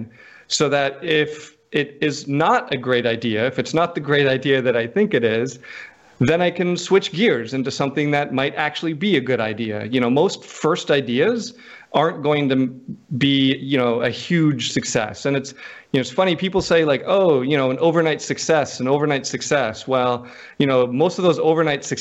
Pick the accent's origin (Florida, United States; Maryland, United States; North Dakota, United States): North Dakota, United States; also born or lived in Houston / Washington, D.C.; now in coastal Mississippi, United States; I grew up in North Dakota